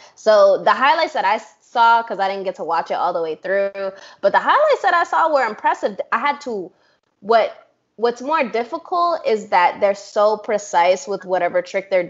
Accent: New York, United States; I'm from New York

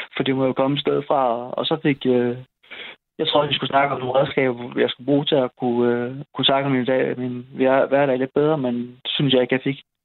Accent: Odense, Southern Denmark, Denmark; moved away as an adult; also born or lived in Aarhus / Esbjerg; now in Kolding, Denmark; jeg var fra Odense

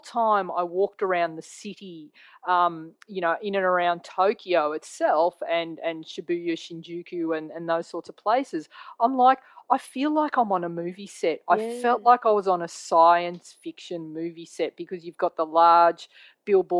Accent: Australia; a photographer from Australia

